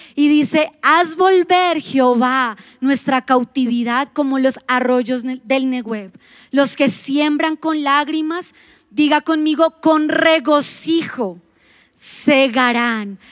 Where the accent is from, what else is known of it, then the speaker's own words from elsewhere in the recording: Colombia; lo vamos a decir como buenos colombianos